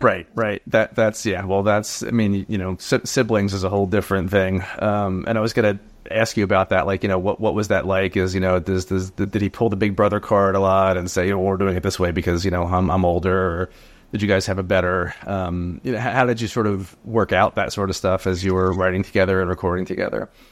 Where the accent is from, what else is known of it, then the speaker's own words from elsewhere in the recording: New Jersey, United States; I'm from Jersey. I grew up in Jersey